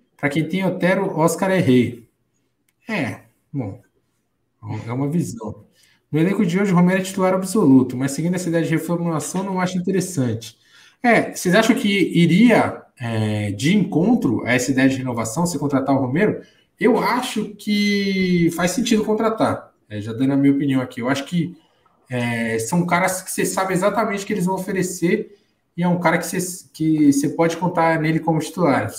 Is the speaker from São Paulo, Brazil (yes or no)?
yes; São Paulo, Brazil; minha querida São Paulo, terra, além de, além de minha terra, terra do Corinthians